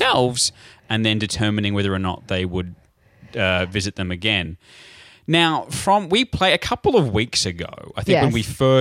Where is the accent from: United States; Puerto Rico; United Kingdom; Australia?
Australia; me growing up here in Australia